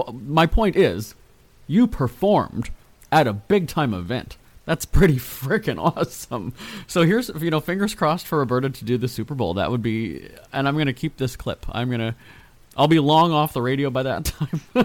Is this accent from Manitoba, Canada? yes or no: yes; Winnipeg, Manitoba, Canada; now in Los Angeles, United States; Winnipeg, my hometown.